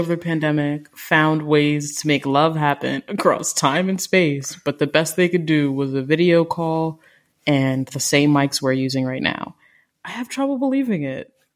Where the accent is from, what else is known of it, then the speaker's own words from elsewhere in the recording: Jamaica; I'm Jamaican